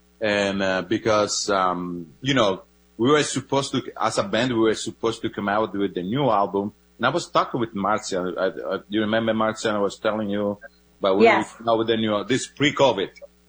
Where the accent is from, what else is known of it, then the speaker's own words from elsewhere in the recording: Luzzi, Calabria, Italy; English is a second language; moved away as an adult; also born or lived in Florence, Italy / Ithaca, New York; now in Portland, United States; I grew up in a small town in southern Italy. It's called Luzzi, and the region is Calabria.